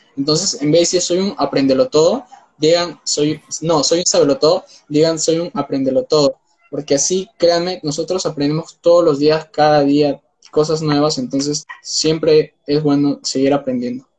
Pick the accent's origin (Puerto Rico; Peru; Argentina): Peru; soy de Perú